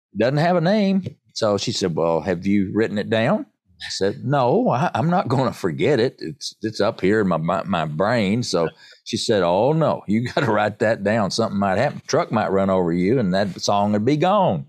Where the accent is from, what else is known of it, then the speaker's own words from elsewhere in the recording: Erwin, Tennessee, United States; I'm a born and bred East Tennessee